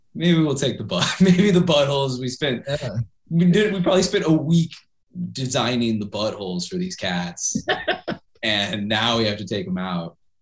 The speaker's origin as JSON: {"language": "English", "town": "Kansas City", "region": "Missouri", "country": "United States", "tie": "born or raised there", "said": "my hometown of Kansas City, Missouri"}